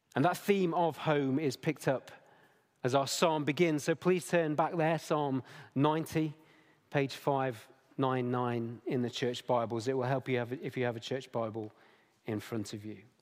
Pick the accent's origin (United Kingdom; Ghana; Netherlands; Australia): United Kingdom; Derbyshire, East Midlands; now in Nottingham, United Kingdom; I was born in Derbyshire. I've only ever moved thirty miles in my entire life.